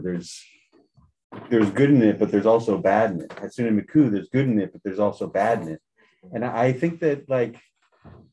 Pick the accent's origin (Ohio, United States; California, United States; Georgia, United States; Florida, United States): Florida, United States; moved away; I grew up in Florida